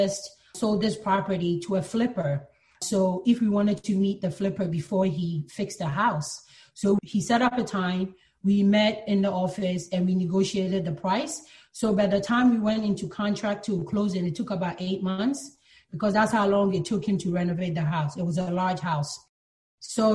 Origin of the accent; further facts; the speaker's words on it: Philadelphia, Pennsylvania, United States; also born or lived in Ghana; now in New York, United States; I was born in Ghana, but my family moved to the U.S. when I was very young to Philadelphia, so that's where I grew up.